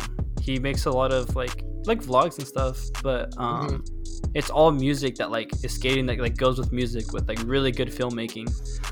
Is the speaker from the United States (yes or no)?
yes; northwest United States, Pacific Northwest, United States; I'm not from Canada. I'm really close. I'm northwest the United States.